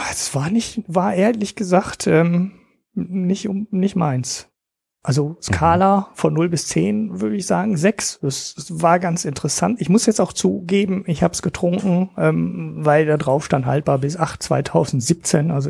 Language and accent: German; Oberhausen, North Rhine-Westphalia, Germany; Es ist ein Oberhausener Bier aus meiner Heimat ähm, von der Ruhrpott Brewery